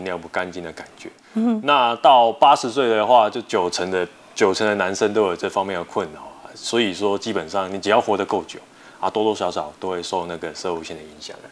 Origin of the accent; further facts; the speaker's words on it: Taiwan; 我们台湾话